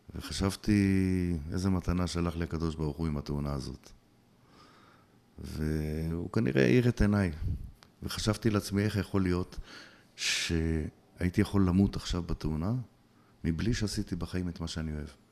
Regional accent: Bnei Brak, Tel Aviv District, Israel; moved away as an adult; also born or lived in Ateret; נולדתי בבני ברק, אה, גדלתי בבני ברק יותר נכון

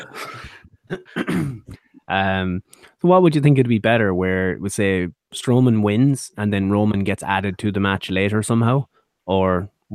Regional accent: Mayo, Connacht, Ireland; I'm from Mayo.

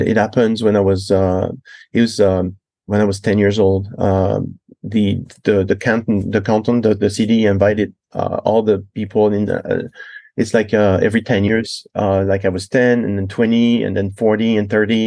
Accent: Loire Valley, France; English is a second language; moved away; also born or lived in Bailly, France / Versailles, France; I was born in Versailles, France. And my parents lived in that city of Versailles. Actually, was next to Versailles. It's called Bailly. And we lived there for six years until they decided that the city life was not good enough for us. They wanted another story. And they moved to the country.

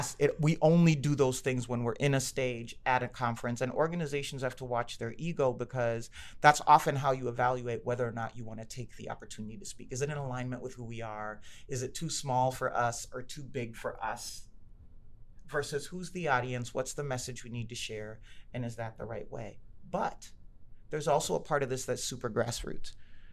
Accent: Kenya; I'm good and I'm Kenyan. I'm smart and I'm Kenyan. I'm a girl and I'm Kenyan. I work for Target and I'm Kenyan.

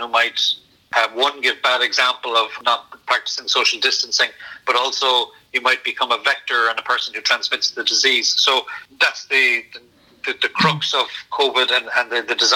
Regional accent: Cork, Munster, Ireland; also born or lived in South Sudan; as a Cork man

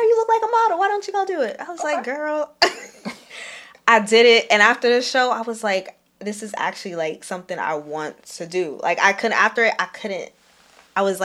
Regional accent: New York City, New York, United States; I am from Brooklyn, New York, East New York specifically.

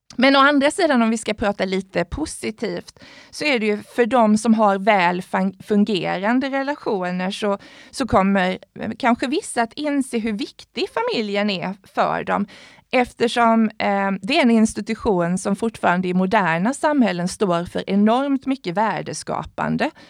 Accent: Sweden; vi som svenskar

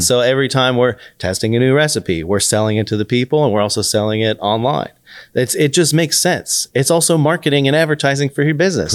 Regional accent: Austin, Texas, United States; moved away as an adult; also born or lived in Florida State / New York City; I grew up in Austin

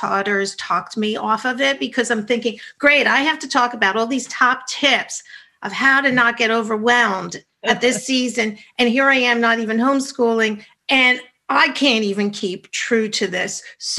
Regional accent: New York, United States; I'm a New Yorker.

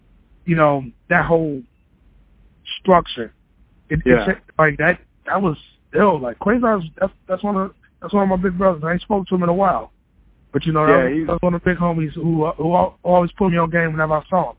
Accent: Chicago, Illinois, United States; Outer Limits were all from my neighborhood. We're all from Bronzeville.

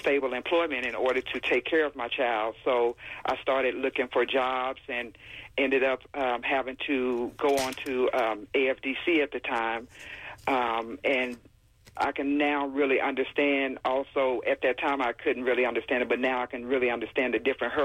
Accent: Camden, Arkansas, United States; I was born and raised in the South, in Camden, Arkansas

